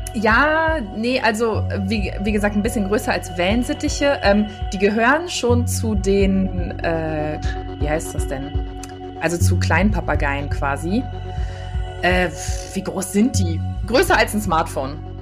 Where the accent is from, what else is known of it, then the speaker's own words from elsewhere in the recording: Düsseldorf, North Rhine-Westphalia, Germany; bin auch gebürtige Düsseldorferin